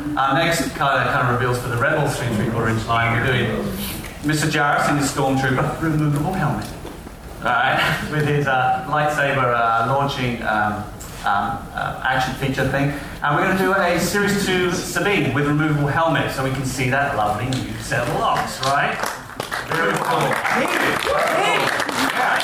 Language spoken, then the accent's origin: English; United Kingdom; I'm British